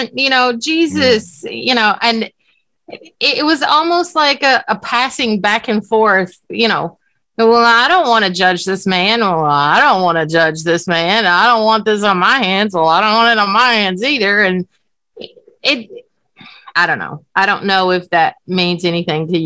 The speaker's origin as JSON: {"language": "English", "region": "Virginia", "country": "United States", "moved": "yes", "lives_now": "Alabama, United States", "said": "I'm from Virginia"}